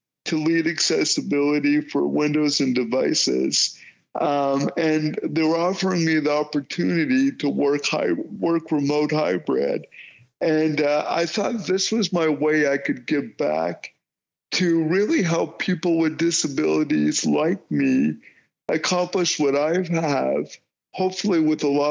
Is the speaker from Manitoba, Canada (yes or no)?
no; Windsor, Ontario, Canada; where I was born in Windsor, Ontario